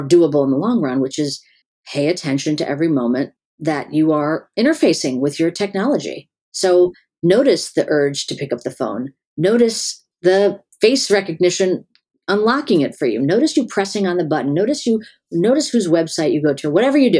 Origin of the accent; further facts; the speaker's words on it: Chicago, Illinois, United States; also born or lived in California / North Carolina / Pennsylvania; now in Florida, United States; I've lived everywhere. I was in California before that, North Carolina. I grew up in Chicago.